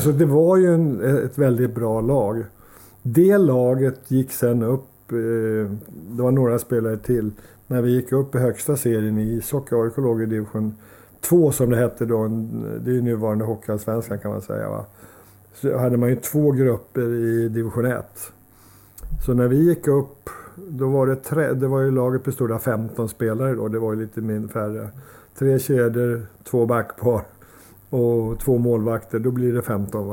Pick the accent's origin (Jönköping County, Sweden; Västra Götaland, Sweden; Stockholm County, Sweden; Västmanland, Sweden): Stockholm County, Sweden; Solna; Jag är uppvuxen i Solna